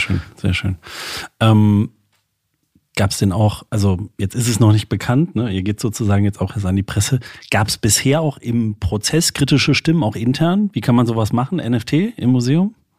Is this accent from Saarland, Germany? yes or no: yes; Saarland, Germany; moved away; hat es mich in meine alte Heimat verschlagen, das Saarland